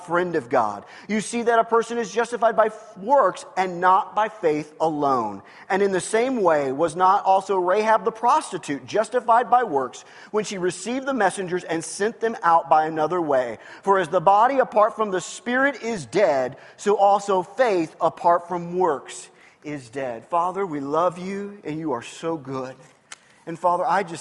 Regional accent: Lee's Summit, Missouri, United States; moved away; that's the town I grew up in.

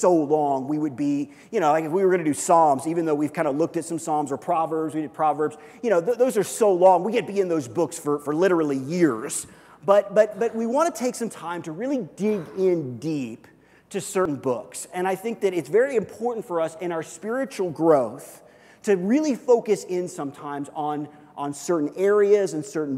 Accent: Kansas City, United States; I grew up in Kansas City

